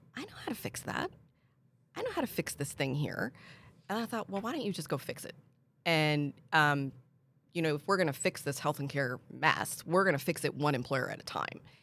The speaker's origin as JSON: {"language": "English", "region": "Pennsylvania", "country": "United States", "tie": "born or raised there", "also_born_or_lived": "Washington, D.C. / South Florida", "moved": "as an adult", "lives_now": "San Antonio, United States", "said": "I grew up in Pennsylvania"}